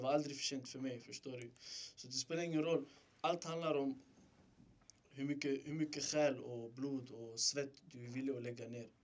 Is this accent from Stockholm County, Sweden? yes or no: yes; Stockholm, Stockholm County, Sweden; född och uppväxt i Rinkeby.